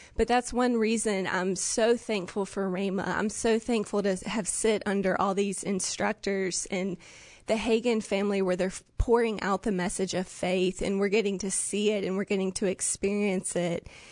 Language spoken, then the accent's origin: English; Jackson, Mississippi, United States; I'm from Jackson, Mississippi